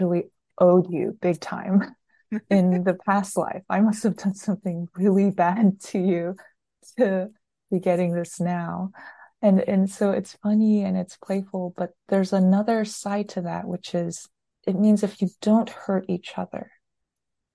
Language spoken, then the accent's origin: English; United States; I was born and raised here in the States